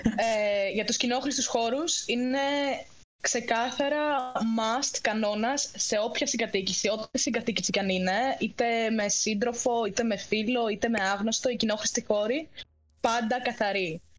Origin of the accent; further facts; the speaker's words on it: Ioannina, Epirus, Greece; moved away as an adult; now in Cyprus; Είμαι από Γιάννενα και μένω Κύπρο.